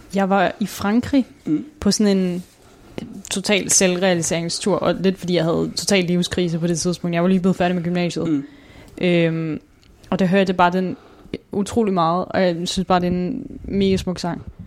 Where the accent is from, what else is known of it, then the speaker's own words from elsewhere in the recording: Svendborg, Southern Denmark, Denmark; now in Copenhagen, Denmark; Jeg er opvokset i Svendborg